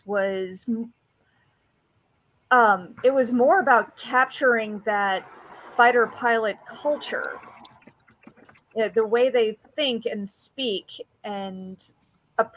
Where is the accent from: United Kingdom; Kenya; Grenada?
United Kingdom; Scotland; me being Scottish